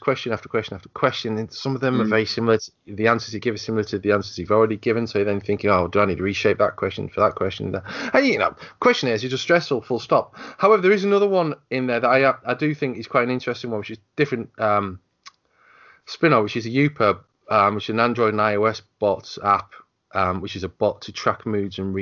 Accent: United Kingdom; I'm British

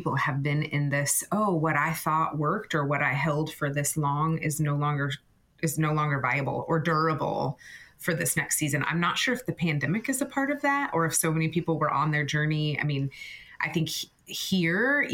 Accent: Florida, United States; now in Naperville, United States; I'm in Naperville, actually, and it's covered in snow outside, but I grew up in Florida

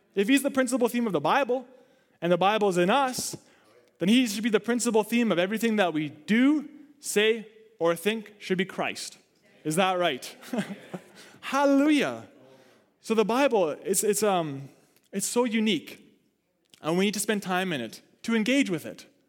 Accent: Canada; I don't want to just be dead set Canadian, though I'm thankful for it

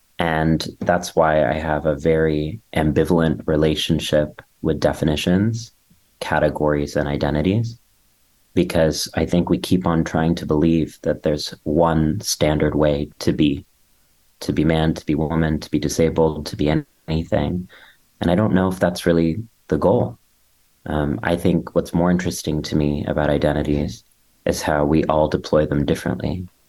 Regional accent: India; now in New York City, United States; I'm being interrupted by a siren, so you know that I'm truly in New York City. And I am Indian and gender nonconforming

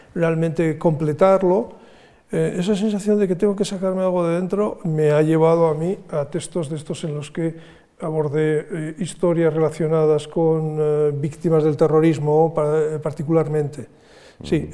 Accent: San Sebastián, Basque Country, Spain; en mi ciudad natal

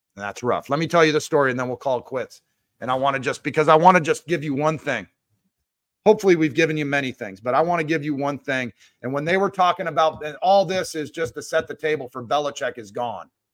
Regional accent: Seattle, Washington, United States; I grew up in Seattle

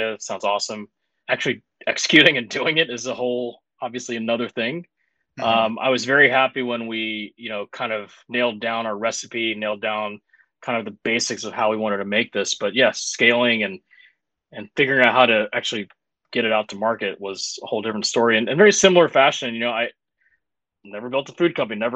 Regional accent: Mississippi, United States; And I'm actually born and raised in Mississippi. And I know I certainly sound like it.

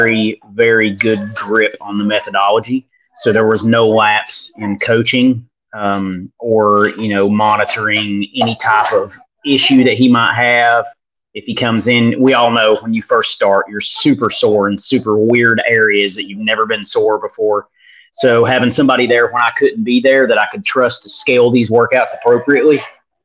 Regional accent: Northeast Tennessee, United States; accent: Hick

